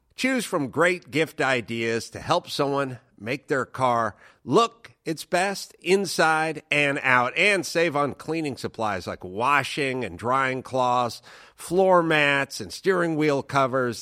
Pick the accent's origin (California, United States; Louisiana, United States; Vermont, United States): California, United States; Southern; I'm from Southern California. We had Baja bugs all over the place